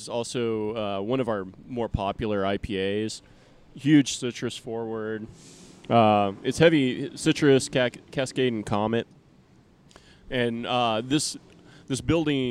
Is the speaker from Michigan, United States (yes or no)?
no; Texas, United States; born or raised there